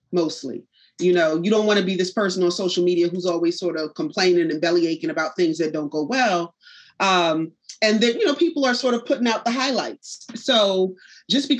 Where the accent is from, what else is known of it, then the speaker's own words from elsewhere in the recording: Philadelphia, Pennsylvania, United States; also born or lived in North Carolina; born and raised in Southwest Philly in a neighborhood called Penrose.